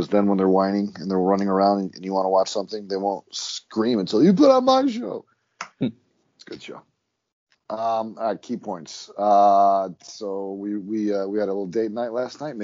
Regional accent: Ireland; I'm Irish

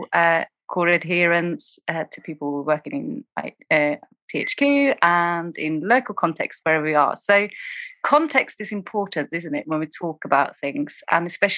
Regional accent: Sweden; also born or lived in East London, United Kingdom; now in London, United Kingdom; I am originally from Sweden, but I train and served as an officer in the UK, and I'm currently in East London

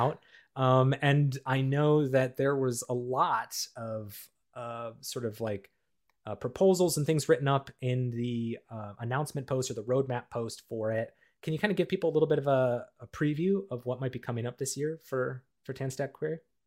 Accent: Minnesota, United States; the ski hills I grew up with in the Midwest of the United States and Minnesota

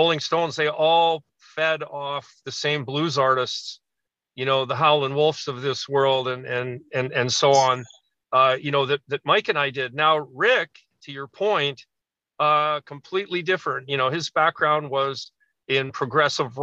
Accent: Toronto, Ontario, Canada; we're three piece and we're from Toronto

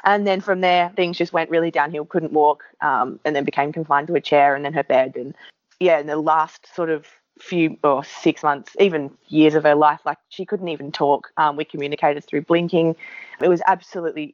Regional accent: Adelaide Hills, South Australia, Australia; So I was born in the Adelaide Hills

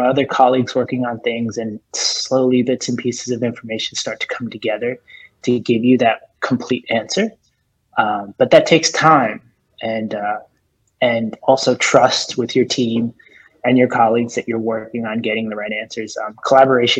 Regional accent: Northeast, United States; also born or lived in New Jersey, United States; now in New York City, United States; I was born and raised in New York City. I grew up in New Jersey. I spent most of my time on the Northeast, New Jersey and New York City. I've lived in New York now for, gosh, I think 20 years. So I think it's safe to say I'm a New Yorker.

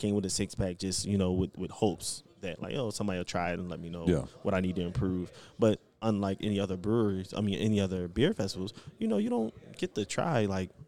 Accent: Philadelphia, Pennsylvania, United States; I'm born and raised in Philly

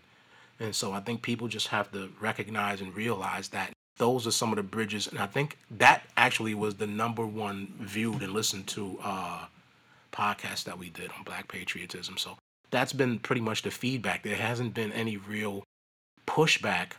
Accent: New York City, New York, United States; I was born and raised in Brooklyn

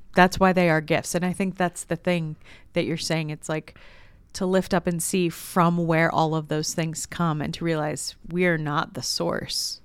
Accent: Southern California, United States; moved away; I'm originally from Southern California, and there was a woman who used to watch me growing up

